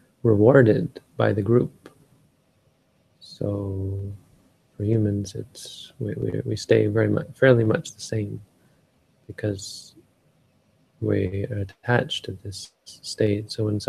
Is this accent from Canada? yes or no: yes; Canada; Like we are, I am Canadian.